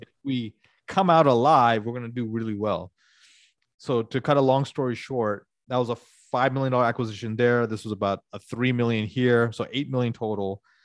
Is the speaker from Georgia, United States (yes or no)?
yes; Atlanta, Georgia, United States; moved away; I grew up in Atlanta